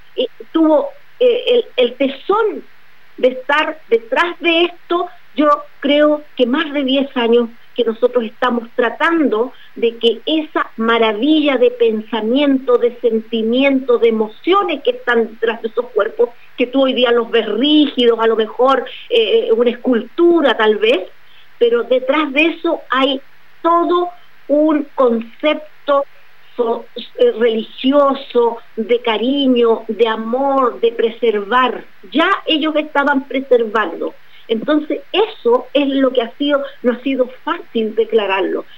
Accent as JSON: {"language": "Spanish", "country": "Chile", "also_born_or_lived": "Arica", "said": "nosotros en Chile"}